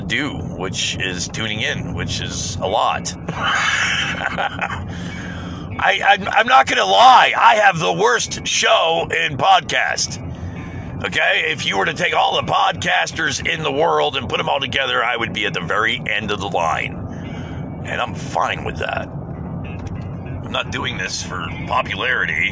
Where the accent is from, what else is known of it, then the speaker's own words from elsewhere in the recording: United States; as an American.